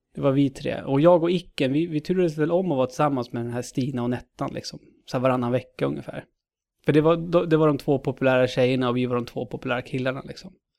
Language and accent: Swedish; Knutby, Uppsala County, Sweden; Uppland eh, är jag född och uppvuxen i. Född Uppsala, uppvuxen i Knutby.